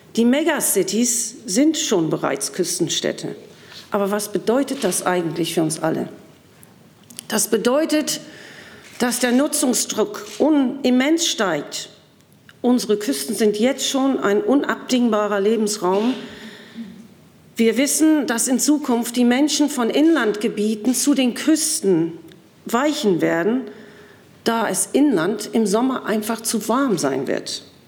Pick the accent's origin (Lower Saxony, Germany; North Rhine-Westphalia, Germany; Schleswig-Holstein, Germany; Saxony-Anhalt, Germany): Schleswig-Holstein, Germany; Sylt; auf Sylt, wo ich herkomme